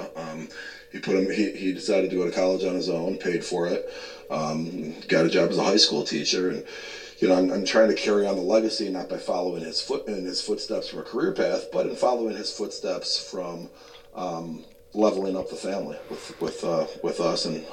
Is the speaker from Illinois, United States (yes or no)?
yes; Schaumburg, Illinois, United States; I grew up in Schaumburg, outside of Chicago